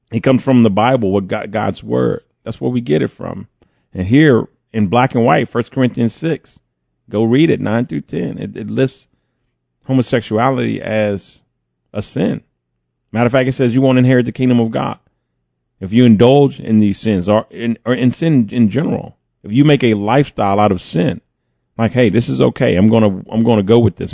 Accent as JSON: {"language": "English", "country": "United States", "said": "I'm an American."}